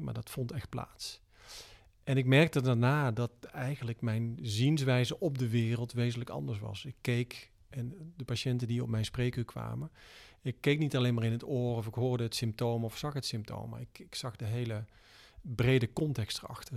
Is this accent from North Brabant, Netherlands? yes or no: yes; Tilburg, North Brabant, Netherlands; geboren in Brabant, Tilburg, eh, in negentien drieënzeventig.